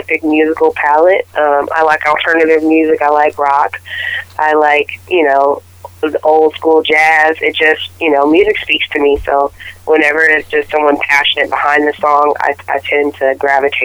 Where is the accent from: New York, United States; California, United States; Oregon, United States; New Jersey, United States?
California, United States; Sacramento; also born or lived in Los Angeles, California; I ended up coming back to my hometown of Sacramento, California